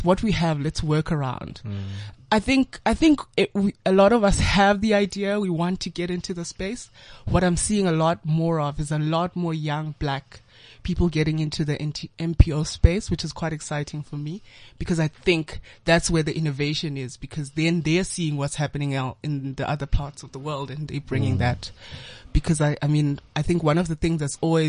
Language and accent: English; Soweto, Gauteng, South Africa; having grown up in a bit of like Soweto, a huge part of my life in Soweto